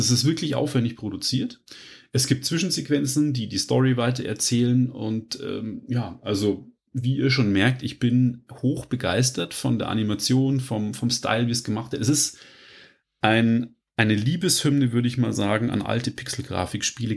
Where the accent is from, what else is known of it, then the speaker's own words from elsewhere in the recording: Germany; bei uns in Deutschland